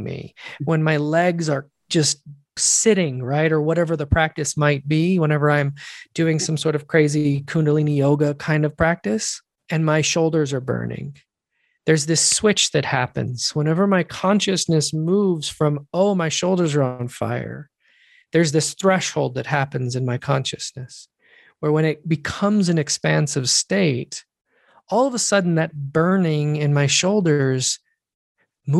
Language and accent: English; United States; And I'm an American.